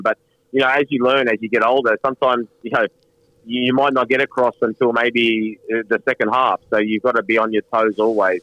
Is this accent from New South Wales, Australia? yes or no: yes; Sydney, New South Wales, Australia; also born or lived in London / Manchester; Sydney, uh, where I grew up here in Australia.